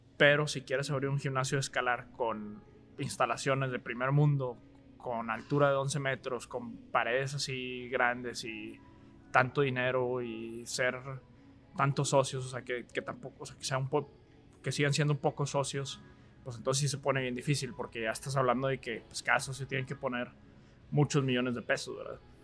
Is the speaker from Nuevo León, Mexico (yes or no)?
yes; Monterrey, Nuevo León, Mexico; also born or lived in Austin, Texas / Dallas; yo soy de Monterrey. Pues, estudié prepa en el Tec Vallalto